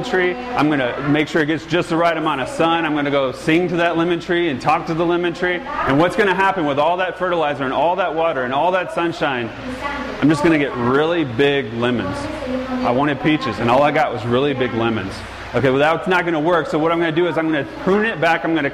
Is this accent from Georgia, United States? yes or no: yes; Georgia, United States; moved away as an adult; now in California, United States; I'm from Georgia